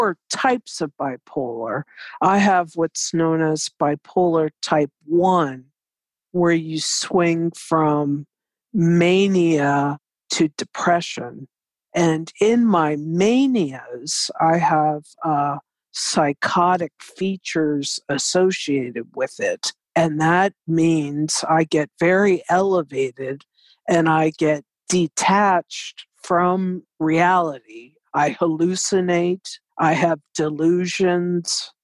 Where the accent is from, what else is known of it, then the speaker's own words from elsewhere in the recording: Bexley, Ohio, United States; moved away as an adult; also born or lived in Washington, D.C.; I grew up in Bexley, went to Maryland Avenue Elementary from kindergarten to sixth grade, and then went on to the Columbus School